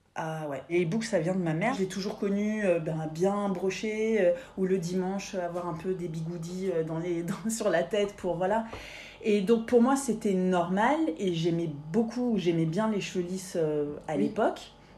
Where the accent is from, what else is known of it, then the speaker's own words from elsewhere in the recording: Paris, Île-de-France, France; je suis parisienne de pure souche